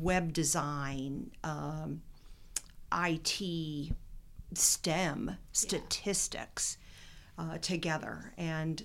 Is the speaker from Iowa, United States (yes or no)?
yes; Northwest Iowa, United States; When I was growing up in Northwest Iowa